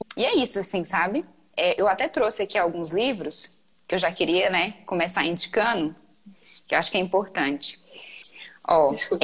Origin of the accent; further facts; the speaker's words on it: Maranhão, Brazil; Eu sou maranhense